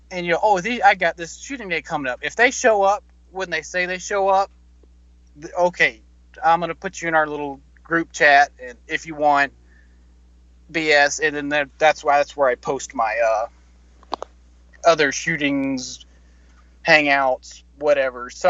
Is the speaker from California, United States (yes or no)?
no; New York, United States; Um, I'm actually from New York and I work for an insurance